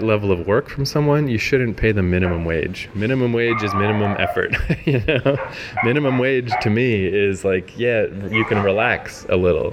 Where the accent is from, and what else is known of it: New Brunswick, Canada; moved away; also born or lived in Ontario / Vancouver